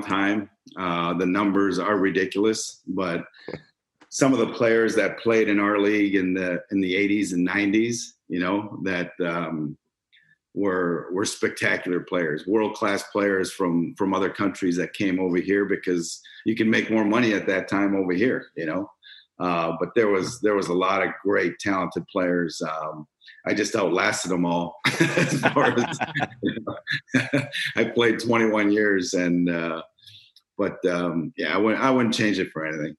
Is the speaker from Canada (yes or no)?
yes; Toronto, Ontario, Canada; moved away as an adult; now in Cleveland, United States; growing up in Toronto, you know, if you're a Canadian kid, you got to play hockey